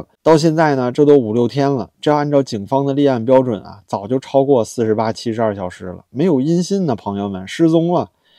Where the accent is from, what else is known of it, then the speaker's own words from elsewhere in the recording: Beijing, China; 我是北京人啊，